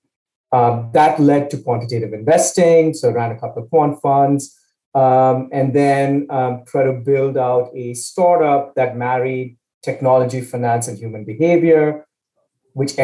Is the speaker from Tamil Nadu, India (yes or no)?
yes; Chennai, Tamil Nadu, India; moved away as an adult; also born or lived in Pennsylvania, United States; now in United States; So I grew up in India, town called Chennai in the south of India, came to the States for my undergrad